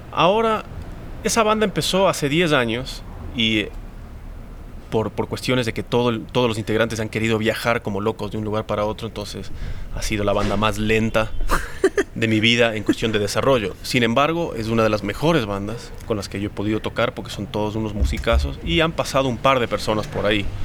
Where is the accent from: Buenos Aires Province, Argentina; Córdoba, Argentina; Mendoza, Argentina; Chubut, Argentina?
Mendoza, Argentina; now in Quito, Ecuador; me considero mitad ecuatoriano, mitad argentino. Nací en Mendoza. Em, y empecé a tocar música acá en Quito